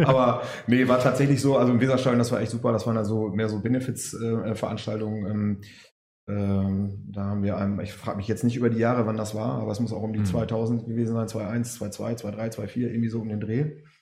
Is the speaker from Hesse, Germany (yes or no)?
no; Cuxhaven, Lower Saxony, Germany; ich komme aus Cuxhaven